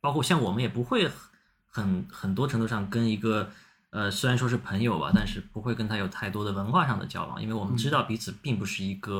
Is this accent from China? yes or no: yes; Xinjiang, China; 大家会觉得我是一个新疆人，我应该会跳舞，我应该懂得怎么说新疆话，但其实完全不会。